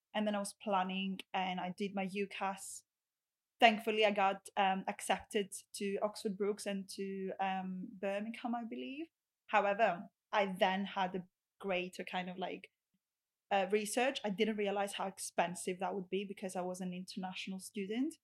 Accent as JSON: {"language": "English", "town": "Rhodes", "region": "South Aegean", "country": "Greece", "second_language": "English", "moved": "as an adult", "lives_now": "United Kingdom", "said": "I am from Rhodes. I had to travel to Athens, the capital"}